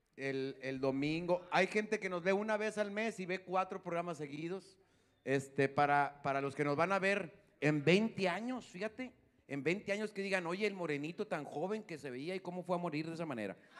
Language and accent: Spanish; General Escobedo, Nuevo León, Mexico; aquí de los que somos de Escobedo